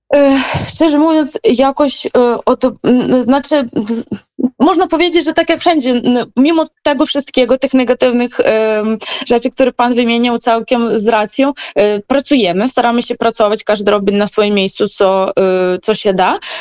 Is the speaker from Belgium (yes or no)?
no; Ukraine; moved away as an adult; now in Turkey; jako Ukrainka